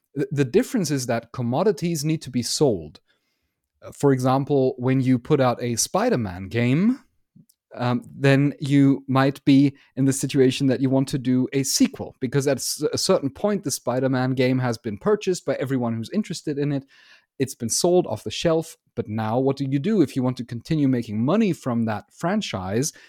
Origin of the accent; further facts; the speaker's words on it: Germany; I'm from Germany